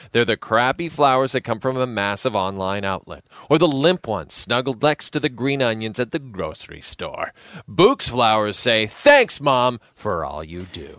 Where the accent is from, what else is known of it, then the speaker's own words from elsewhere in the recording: Athabasca, Alberta, Canada; my hometown of Athabasca